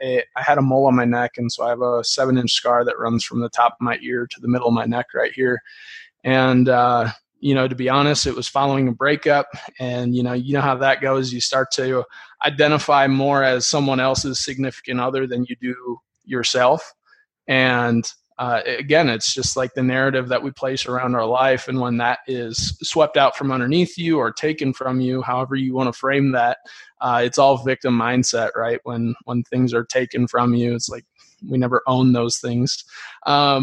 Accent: Dyersville, Iowa, United States; I grew up, I'm from Dyersville, Iowa

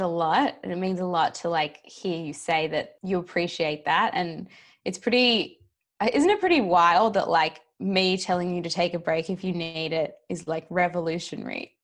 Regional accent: Australia; moved away as an adult; also born or lived in New York; I am recording from Australia, which is where I live, down in Melbourne. But before sort of pre-pandemic, I was over in New York for three years, but the pandemic brought me back to where I'm from.

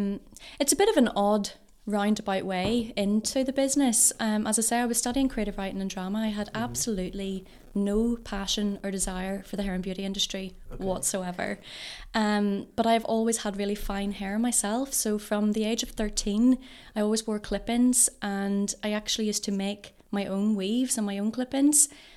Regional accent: Northern Ireland, United Kingdom; also born or lived in England; But I was born in Ballymoney and raised pretty much my whole life in Castlebrook.

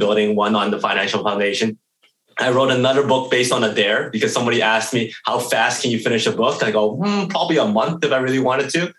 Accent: Edmonton, Alberta, Canada; born and raised in Edmonton, Alberta, Canada

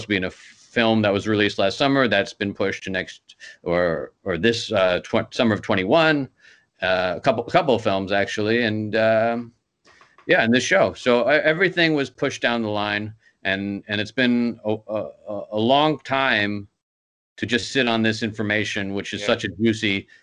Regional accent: New York City, New York, United States; I'm from Queens, New York

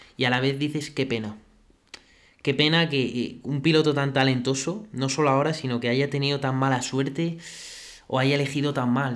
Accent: Spain; a nosotros como españoles

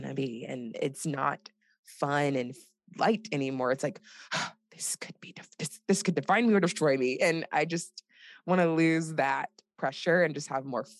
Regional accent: Nigeria; I'm Nigerian

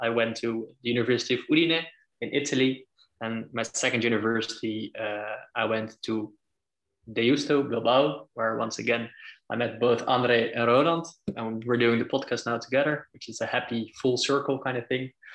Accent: Netherlands; I'm from the Netherlands as well

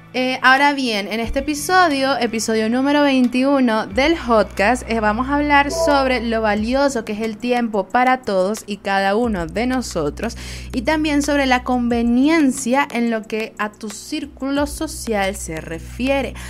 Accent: Venezuela; Soy una jeva de Venezuela

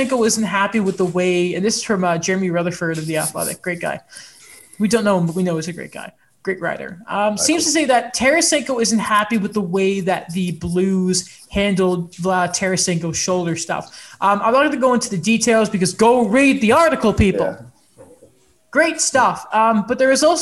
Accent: England, United Kingdom; now in Canada

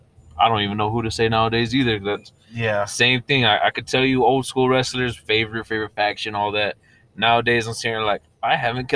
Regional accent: Texas, United States; I'm from Texas.

